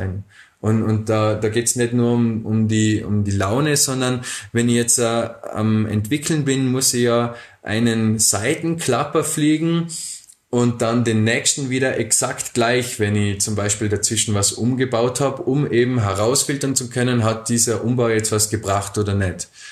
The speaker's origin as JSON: {"language": "German", "town": "Bregenz", "region": "Vorarlberg", "country": "Austria", "tie": "born or raised there", "also_born_or_lived": "Dornbirn", "said": "Und irgendwann sind wir von Dombien nach Bregenz gezogen, eben als ich so neun Jahre alt war"}